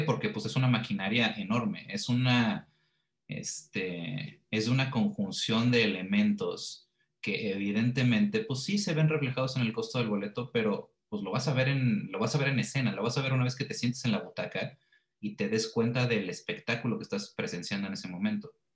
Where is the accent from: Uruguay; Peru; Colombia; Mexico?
Mexico; Querétaro; moved away; Ya una vez que me fui de Querétaro